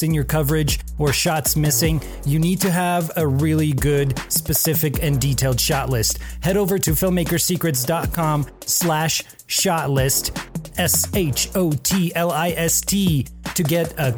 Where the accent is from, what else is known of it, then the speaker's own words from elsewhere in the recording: Almaty, Kazakhstan; moved away; growing up back in my hometown of Almaty in the country Kazakhstan